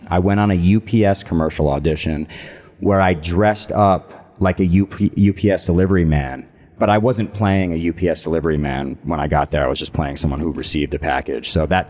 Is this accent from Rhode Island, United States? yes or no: no; Connecticut, United States; moved away; also born or lived in New York; I grew up in Connecticut.